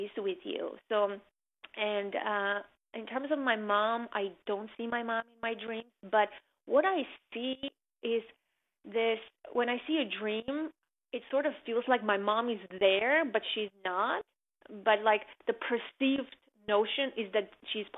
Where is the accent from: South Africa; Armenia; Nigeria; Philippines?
Armenia; now in United States; the people who made my country, who I identified my home country with, are gone